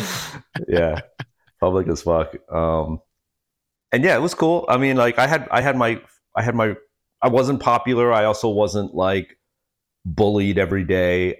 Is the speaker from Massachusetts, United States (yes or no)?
no; Freehold, New Jersey, United States; moved away as an adult; I was born in, uh, Monmouth County, Freehold